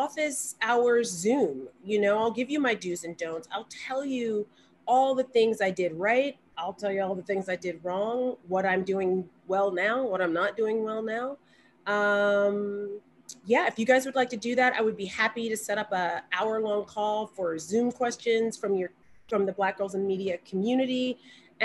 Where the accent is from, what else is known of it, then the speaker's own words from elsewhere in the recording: Montgomery, Alabama, United States; I'm from Montgomery, and Selma is only 30 minutes from Montgomery